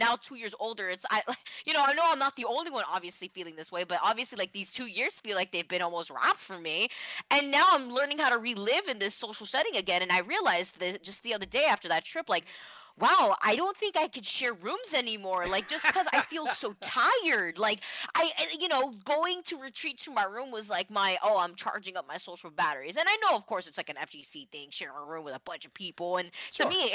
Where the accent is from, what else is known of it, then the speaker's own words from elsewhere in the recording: Florida, United States; I'm from Florida